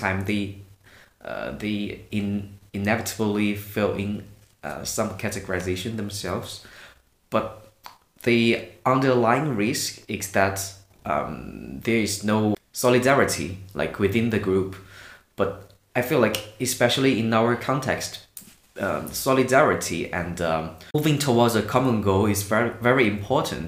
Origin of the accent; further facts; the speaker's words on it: Hunan, China; moved away as an adult; also born or lived in Manchester, United Kingdom; now in Denmark; I'm from Hunan province of China, and I was born and raised there